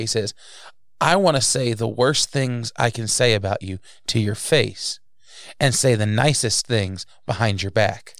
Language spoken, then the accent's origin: English; New Jersey, United States; moved away; I was raised in New Jersey